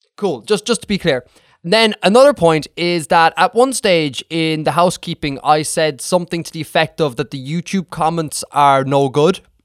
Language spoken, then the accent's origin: English; Ireland; I'm from Ireland here